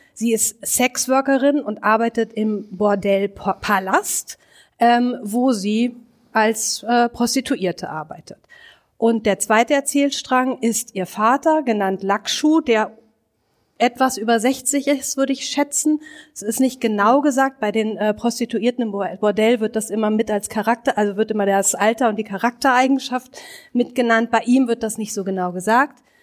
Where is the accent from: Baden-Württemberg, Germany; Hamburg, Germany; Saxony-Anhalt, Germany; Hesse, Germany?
Hamburg, Germany; now in Berlin, Germany; ich bin Hamburgerin